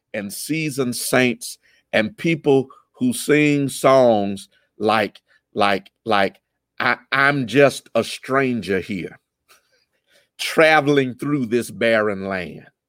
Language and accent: English; United States; I'm an American